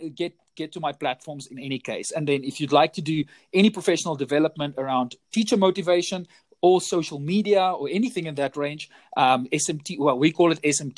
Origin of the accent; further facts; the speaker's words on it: South Africa; I come from South Africa. I'm currently situated in Johannesburg, born and bred a South African